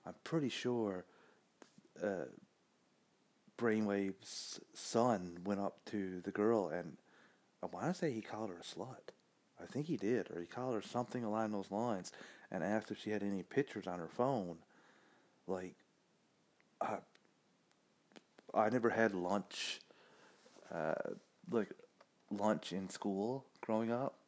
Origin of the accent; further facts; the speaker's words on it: Canada; as a Canadian